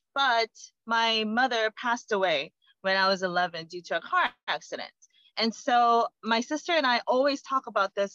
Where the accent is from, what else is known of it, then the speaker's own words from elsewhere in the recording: South Korea; moved away; I come from Korea